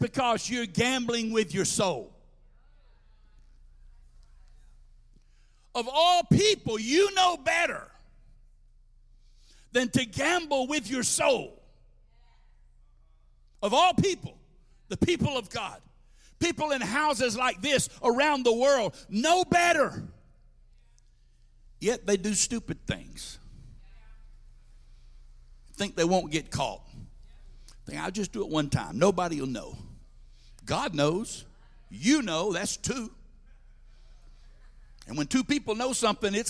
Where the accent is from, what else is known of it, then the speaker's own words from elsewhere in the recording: Georgia, United States; I worked at a farmer's market in my hometown